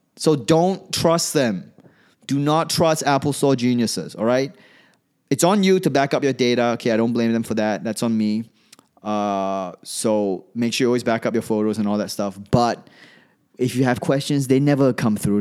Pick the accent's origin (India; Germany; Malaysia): Malaysia; moved away as an adult; also born or lived in Australia / New York; I come from Malaysia.